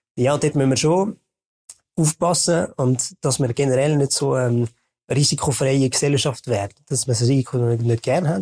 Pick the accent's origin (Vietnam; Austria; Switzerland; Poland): Switzerland; Western Switzerland, Romandy; ich komme auch aus der Westschweiz